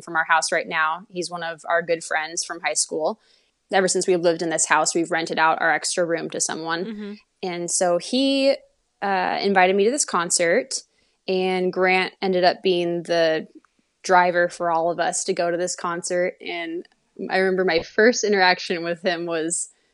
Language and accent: English; Kirkland, Washington, United States; now in Portland, United States; I actually grew up near where Elisa is right now. I was born in Kirkland, Washington, but most of my life I've lived in Portland